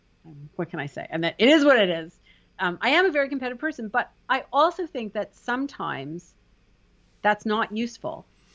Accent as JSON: {"language": "English", "country": "Canada", "said": "I'm from Canada, hockey players, that's legut to me."}